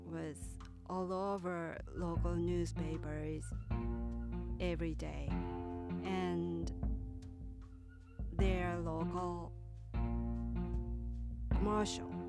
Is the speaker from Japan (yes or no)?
yes; Kyoto, Japan; And my hometown was in Kyoto, that is the next city to Osaka.